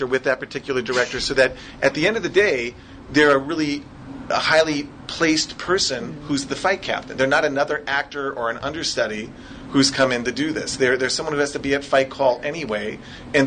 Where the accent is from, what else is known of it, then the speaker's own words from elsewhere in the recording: Minnesota, United States; I'm from Minnesota, so that's what I sound like when I'm asking questions